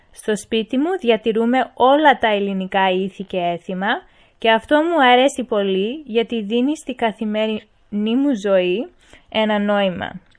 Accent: Australia; και είμαι 16 χρονών. Γεννήθηκα στην Αυστραλία από Έλληνες γονείς.

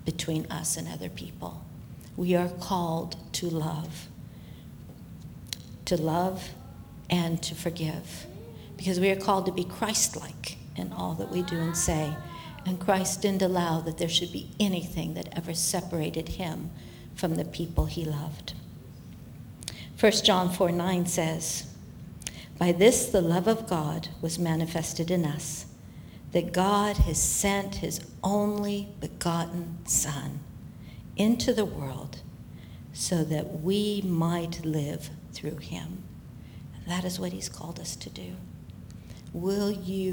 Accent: Fresno, California, United States; moved away as an adult; also born or lived in Selma, California; now in Singapore; growing up in Fresno, being born in Selma

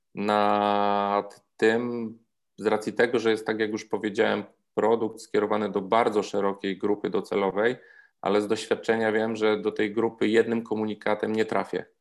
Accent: Zakopane, Lesser Poland, Poland; moved away as an adult; also born or lived in Warsaw; jestem zakopiańczykiem i udało mi się nakłonić że do przeprowadzki tutaj, do powrotu do rodzinnego miasta

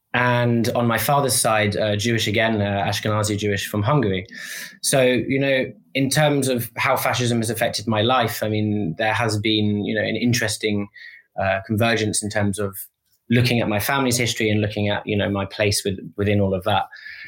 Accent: London, United Kingdom; moved away as an adult; now in Paris, France; I'm a 28-year-old puppy living in Paris. I'm originally from London.

